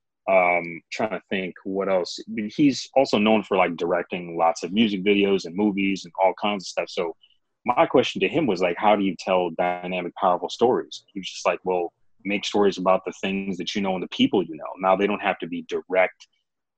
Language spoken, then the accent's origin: English; Grand Rapids, Michigan, United States; growing up in Grand Rapids, it was definitely a very diverse place